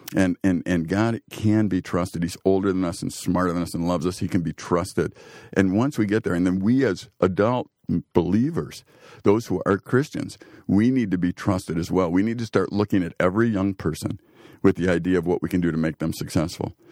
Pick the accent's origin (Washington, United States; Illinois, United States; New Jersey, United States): Illinois, United States; Chicago; now in Green Bay, United States; growing up in Chicago and, and seeing the gangs